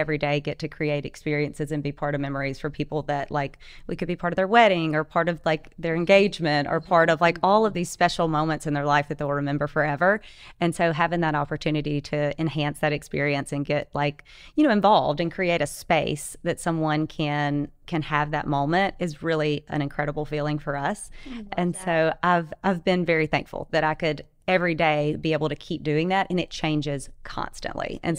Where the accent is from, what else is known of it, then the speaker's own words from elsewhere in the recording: Delta area, North Louisiana, United States; moved away as an adult; also born or lived in Florida; now in Ocean Springs, United States; we're originally from Louisiana